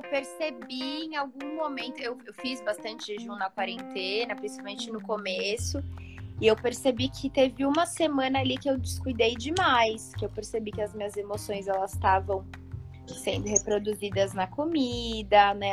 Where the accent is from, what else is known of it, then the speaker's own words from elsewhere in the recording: São Paulo, Brazil; Eu sou de São Paulo